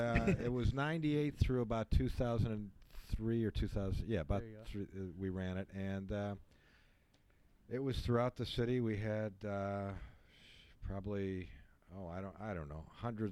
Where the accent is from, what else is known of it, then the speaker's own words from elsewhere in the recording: Chicago, Illinois, United States; moved away as an adult; also born or lived in Clearwater, Florida; now in Florida, United States; I'm from Chicago, but I relocated here back in 94, 95.